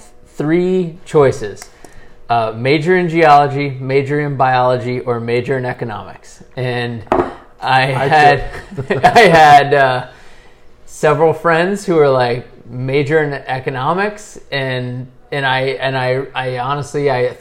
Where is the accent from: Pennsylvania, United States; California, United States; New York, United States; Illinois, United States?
California, United States; moved away as an adult; also born or lived in Massachusetts / Wyoming / Michigan; now in Central Oregon, United States; I grew up in California and went to college in Western Massachusetts